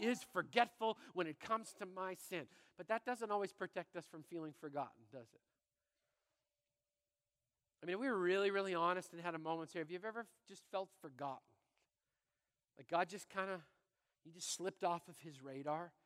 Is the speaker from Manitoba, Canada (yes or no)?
yes; Brandon, Manitoba, Canada; I'm a little kid growing up in Brandon, Manitoba